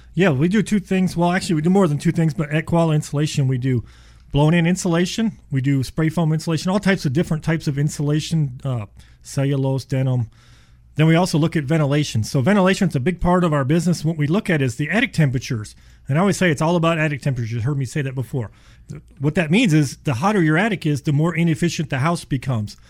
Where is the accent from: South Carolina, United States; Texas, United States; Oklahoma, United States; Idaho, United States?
Texas, United States; Houston; also born or lived in Ohio; We moved here when I was seven, and I told my dad, I don't think I can stay here. It's too hot. And well, we've been here ever since